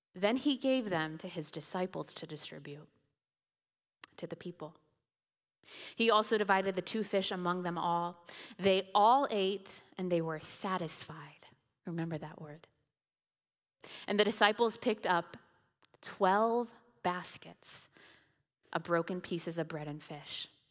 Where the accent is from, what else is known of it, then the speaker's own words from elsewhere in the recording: Indiana, United States; moved away; I grew up in Indiana